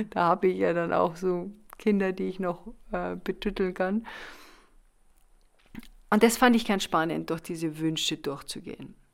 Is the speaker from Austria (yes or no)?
no; Munich, Bavaria, Germany; ich komme aus Bayern, aus München, zweiter Stock, Etagenwohnung